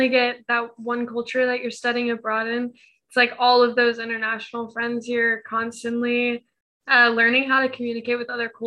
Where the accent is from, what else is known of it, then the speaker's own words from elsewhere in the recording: United States; being from the US